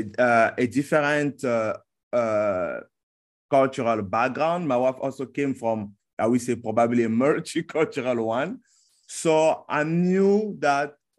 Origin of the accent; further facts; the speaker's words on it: Republic of the Congo; now in Changsha, China; I'm from Republic of Congo, or the country also it's called sometimes Congo-Brazzaville.